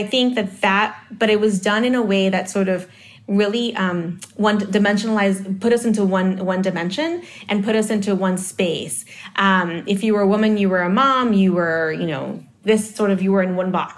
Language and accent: English; New York City, New York, United States; also born or lived in Dominican Republic; I was born in the Dominican Republic, but I grew up in Harlem